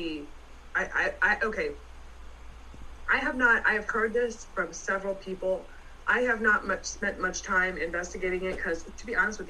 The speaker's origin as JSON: {"language": "English", "area": "San Francisco Bay Area", "region": "California", "country": "United States", "tie": "born or raised there", "said": "I grew up in the San Francisco Bay Area"}